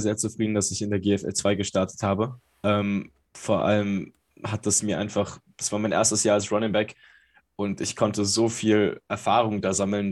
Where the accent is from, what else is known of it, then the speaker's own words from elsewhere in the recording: Berlin, Germany; Ich bin geboren in Berlin. Ich komme aus Berlin, bin hier aufgewachsen.